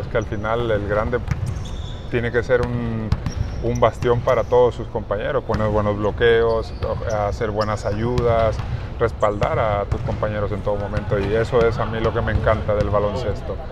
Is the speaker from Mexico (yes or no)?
yes; Mexico; nosotros como mexicanos